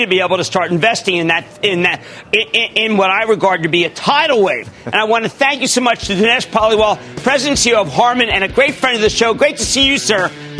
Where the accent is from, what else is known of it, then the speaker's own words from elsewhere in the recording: New Jersey, United States; I'm from Clean Jersey.